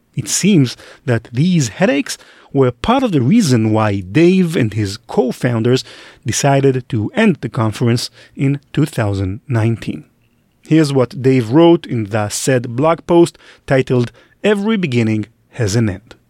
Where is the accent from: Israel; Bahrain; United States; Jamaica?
Israel; I grew up in Israel